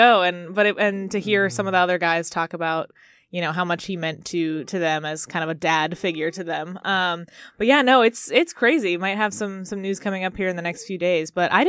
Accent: Arkansas, United States; Yeah, so I'm kind of from all over. We moved around a lot as a kid, but I'm mostly from Arkansas. So grew up there.

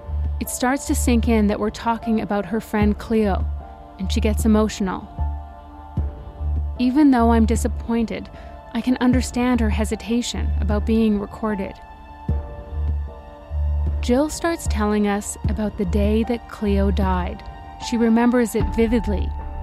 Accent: Canada; But the reason we're journalists from Canada

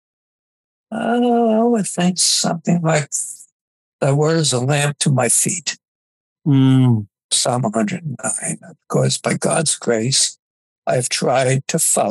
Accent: Jersey City, New Jersey, United States; I grew up in Jersey City, New Jersey

